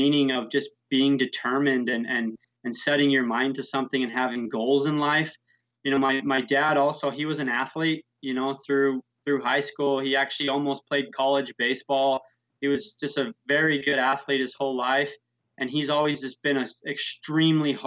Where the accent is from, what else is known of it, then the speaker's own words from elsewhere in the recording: St. George, Utah, United States; I grew up in St. George, Utah